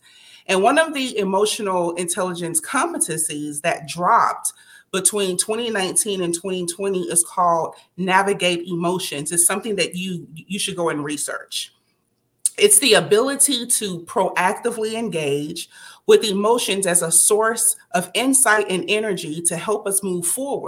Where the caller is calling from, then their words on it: Dallas, Texas, United States; I am streaming live from Dallas, Texas, USA